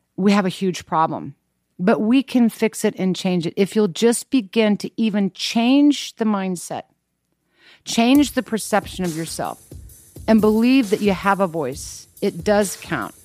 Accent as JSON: {"language": "English", "region": "Kansas", "country": "United States", "tie": "born or raised there", "said": "I grew up in Kansas."}